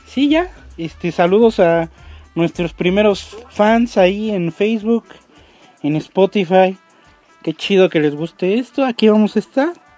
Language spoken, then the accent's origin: Spanish; Mexico; como buen mexicano